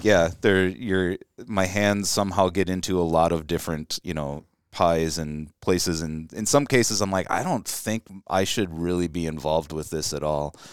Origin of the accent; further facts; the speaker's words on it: Chicago, Illinois, United States; I grew up around Chicago